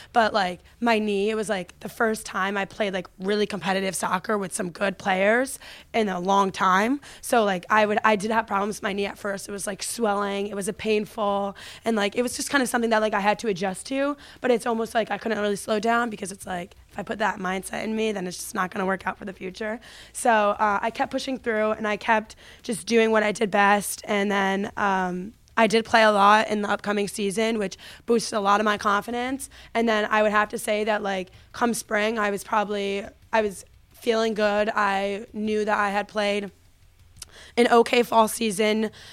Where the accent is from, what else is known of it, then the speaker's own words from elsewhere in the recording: Connecticut, United States; I'm from Connecticut, so the first club that I ever played for was F S A, which is Farmington Sports Arena